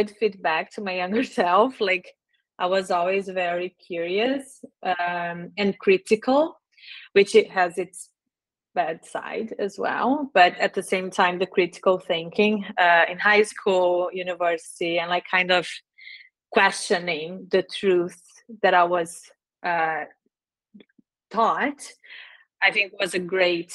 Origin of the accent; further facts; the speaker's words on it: Brazil; English is a second language; moved away as an adult; also born or lived in Dublin, Ireland / Ottawa, Canada; now in Canada; I grew up in Brazil most of my life, full high school until university.